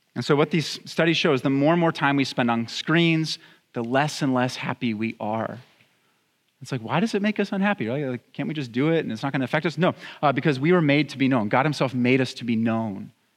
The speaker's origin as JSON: {"language": "English", "town": "Santa Clarita", "region": "California", "country": "United States", "tie": "born or raised there", "also_born_or_lived": "Pittsburgh", "said": "I grew up here in Santa Clarita"}